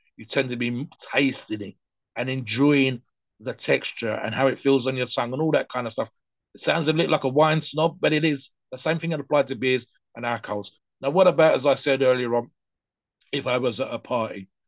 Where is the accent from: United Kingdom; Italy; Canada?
United Kingdom; my mum worked as a barmaid, so in a pub for for many many years. So in the United Kingdom, the culture uh, is definitely there